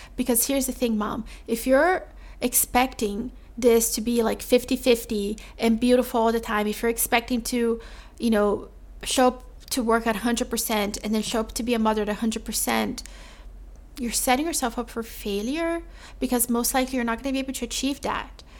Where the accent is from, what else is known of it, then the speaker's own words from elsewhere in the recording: Brazil; moved away; I'm from Brazil.